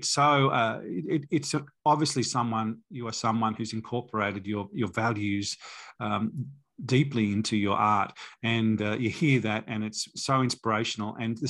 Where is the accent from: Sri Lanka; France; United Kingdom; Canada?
United Kingdom; Manchester, North West England; born there; moved away; I was born in Manchester. My parents are Australian, but I was born there, so I thought it would be easy for me to go back.